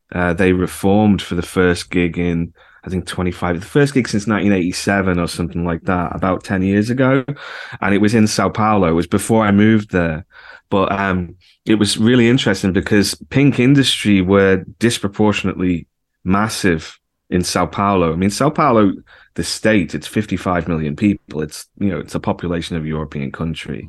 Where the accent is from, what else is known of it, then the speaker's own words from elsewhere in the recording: the Wirral, North West England, United Kingdom; moved away; also born or lived in Liverpool; I was born in Liverpool, but I actually grew up over the water and, uh, on the Wirral